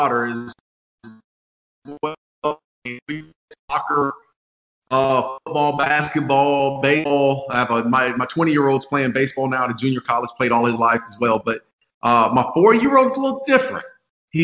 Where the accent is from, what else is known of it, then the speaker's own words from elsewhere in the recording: Phoenix, Arizona, United States; moved away; I grew up in Phoenix, Arizona